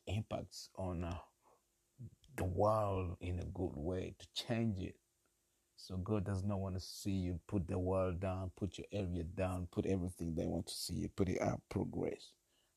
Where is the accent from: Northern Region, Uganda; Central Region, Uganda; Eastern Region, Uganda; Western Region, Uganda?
Central Region, Uganda; Kampala; my hometown, my home country, Uganda, Kampala